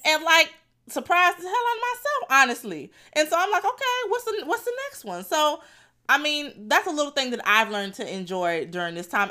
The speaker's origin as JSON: {"language": "English", "town": "Fort Lauderdale", "region": "Florida", "country": "United States", "said": "I'm from Lauderdale"}